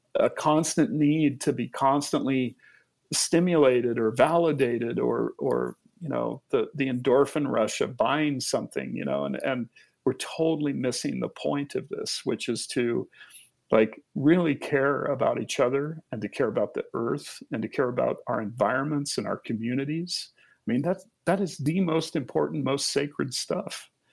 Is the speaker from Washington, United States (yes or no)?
yes; Olympic Peninsula, Washington, United States; my childhood growing up on the Olympic Peninsula